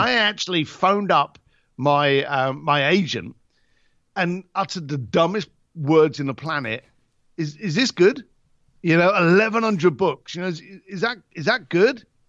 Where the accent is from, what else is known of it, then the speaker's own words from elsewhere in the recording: Ireland; also born or lived in Britain; as an Irish lad